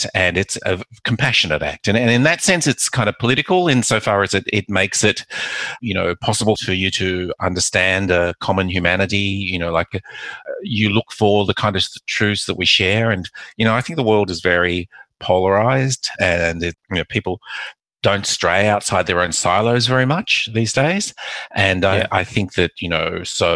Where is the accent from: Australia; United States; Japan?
Australia; Perth, Western Australia; also born or lived in Macau / Melbourne; I came to Australia when I was 3 and my mother never encouraged us to speak Mandarin or Cantonese